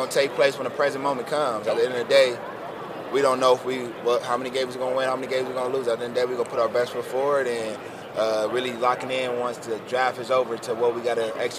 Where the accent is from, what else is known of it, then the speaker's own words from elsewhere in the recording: Pasadena, California, United States; Yeah, I'm from Pasadena, California.